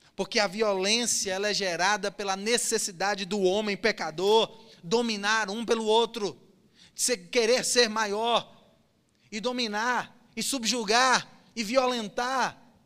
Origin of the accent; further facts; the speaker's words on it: Cassilândia, Mato Grosso do Sul, Brazil; Eu sou da roça, irmãos. Eu cresci em Cacilândia.